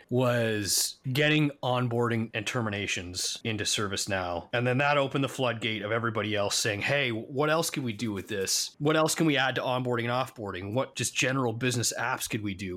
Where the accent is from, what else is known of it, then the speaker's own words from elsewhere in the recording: Canada; moved away as an adult; now in United States; I'm Canadian